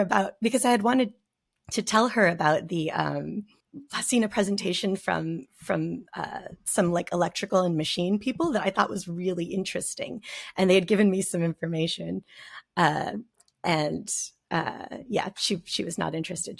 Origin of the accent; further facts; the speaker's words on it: Nogales, Arizona, United States; I lived in Nogales, Arizona